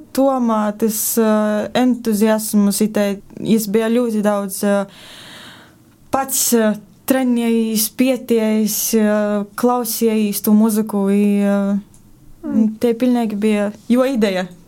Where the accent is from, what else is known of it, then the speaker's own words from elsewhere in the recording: small village near Rēzekne, Latgale, Latvia; es nāku no nu, tāda neliela cīmeteņa